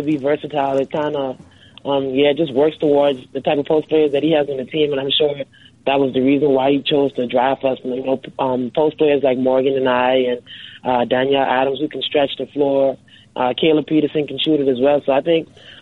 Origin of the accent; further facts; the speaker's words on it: Freeport, Grand Bahama, Bahamas; moved away; growing up in the Bahamas